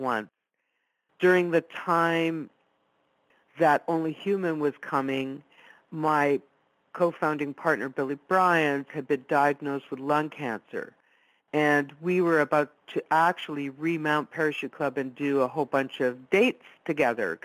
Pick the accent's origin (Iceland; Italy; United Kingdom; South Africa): Italy; first language Italian; English is a second language; I was born and raised Italian. It was my first language.